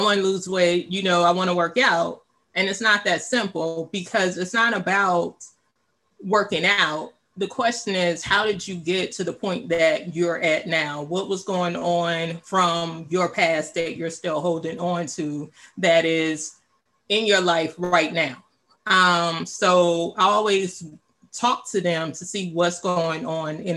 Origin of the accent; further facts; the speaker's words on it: Louisiana, United States; moved away as an adult; also born or lived in Dallas, Texas / Washington, District of Columbia, United States / Virginia; now in Maryland, United States; I'm originally from Louisiana, went to college in Dallas. I moved to the DMV area in 2003. I've been here ever since.